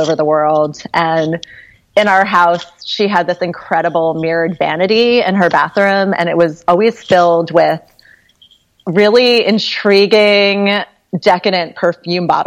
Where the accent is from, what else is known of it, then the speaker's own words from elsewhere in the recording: Cambridge, Massachusetts, United States; also born or lived in Berkeley; now in Hudson Valley, United States; I grew up in Cambridge, Massachusetts